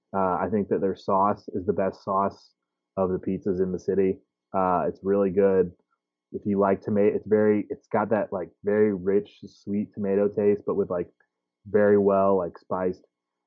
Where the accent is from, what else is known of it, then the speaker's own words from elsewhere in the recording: Kansas City, Missouri, United States; Y'all know I grew up in Waldo.